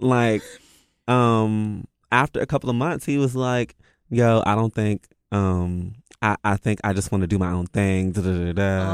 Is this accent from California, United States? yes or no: no; Washington, District of Columbia, United States; I'm from the D, I'm D M V, so we're just really, like, blunt